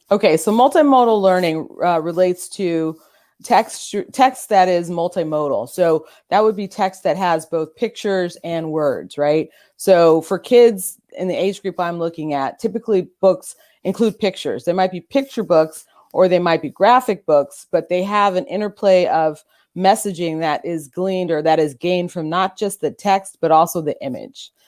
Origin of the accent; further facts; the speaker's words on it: Orange County, California, United States; I'm from Orange County, California